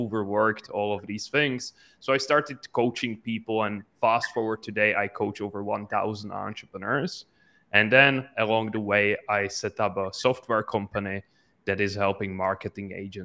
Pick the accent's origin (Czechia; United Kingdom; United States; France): Czechia; I'm from the Czech Republic, which is in the middle of Europe